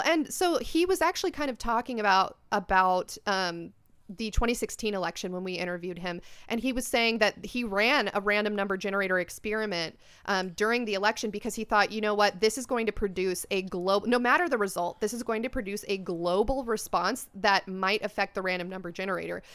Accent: United States; I'm American and we're like a very simple folk

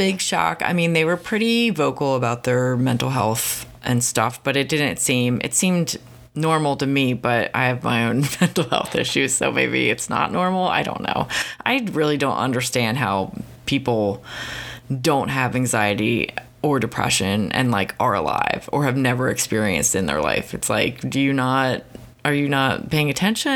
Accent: United States; I'm just from Philly, Baltimore area

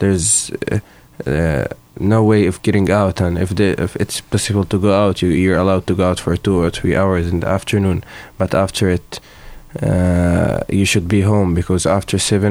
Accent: Jenin, West Bank, Palestine; I'm from Jenin, Palestine, and I'm living there for 11 years now.

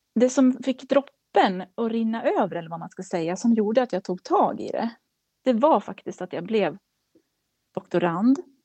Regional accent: Kilafors, Gävleborg County, Sweden; now in Gävle, Sweden; jag, kommer från Kilafors i Hälsingland

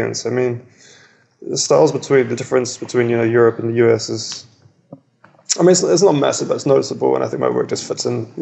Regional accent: New Zealand; now in Melbourne, Australia; I grew up in New Zealand, even though it's in the middle of nowhere in the ocean, it's extremely cultured

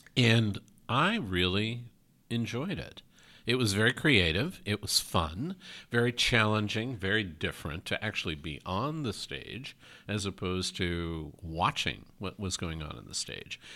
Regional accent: New York, United States; now in Oregon, United States; I'm from New York originally

